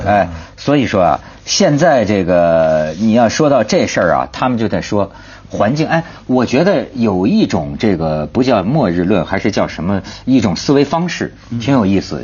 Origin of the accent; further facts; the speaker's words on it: northern mainland China, northern China, China; 我是大陆人，尤其是大陆的北方人